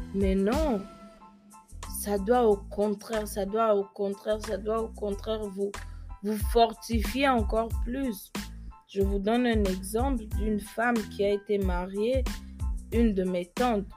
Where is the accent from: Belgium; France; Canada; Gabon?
Gabon; first language French; also born or lived in Germany; now in United States; je suis née en Allemagne, quitter mon pays où j'ai grandi, le, qui est le Gabon, à un si jeune, âge